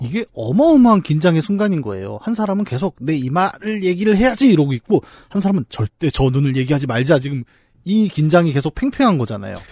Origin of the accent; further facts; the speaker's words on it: Bucheon, Gyeonggi Province, South Korea; 부천 사람으로서